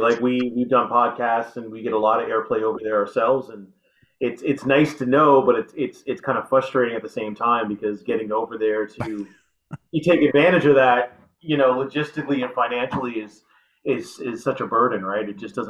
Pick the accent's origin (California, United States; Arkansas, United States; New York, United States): New York, United States; New York City; now in Canada; I'm from New York City